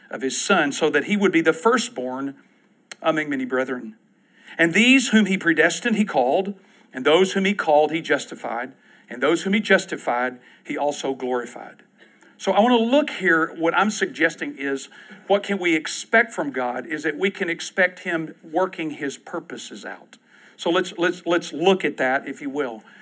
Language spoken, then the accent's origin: English; Kentucky, United States; also born or lived in Texas; Again, I'm from Kentucky and Texas. It's amazing I know anything about language.